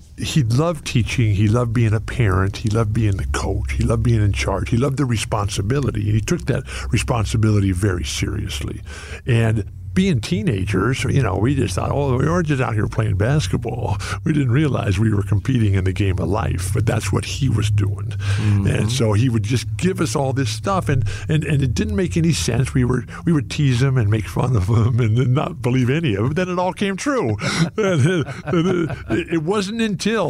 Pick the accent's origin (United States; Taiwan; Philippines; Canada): United States; San Diego, California; growing up in San Diego, every day my mom would bring home big stacks of books